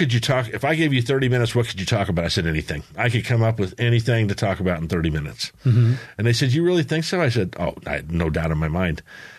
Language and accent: English; San Diego, California, United States; growing up in San Diego when we moved there in 1964.